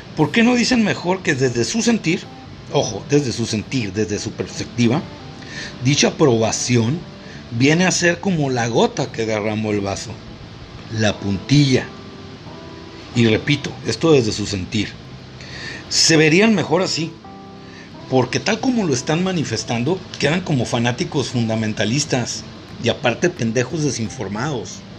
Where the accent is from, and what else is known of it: Mexico